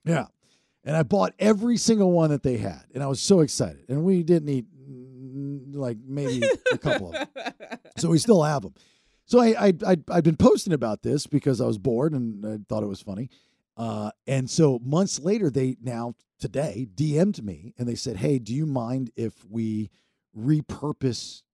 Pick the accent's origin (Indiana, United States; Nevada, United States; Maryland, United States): Maryland, United States; growing up in Maryland